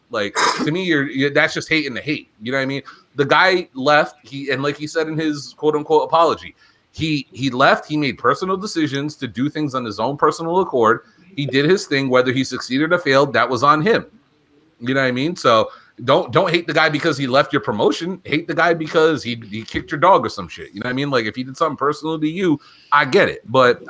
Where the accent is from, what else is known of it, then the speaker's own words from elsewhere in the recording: New England, United States; I'm from New England.